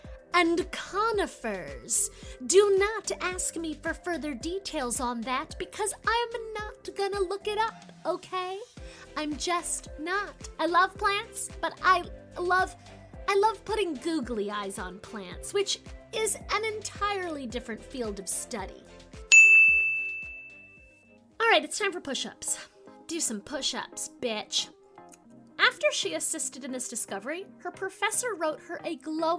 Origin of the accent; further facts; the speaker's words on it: Maryland, United States; I'm from Maryland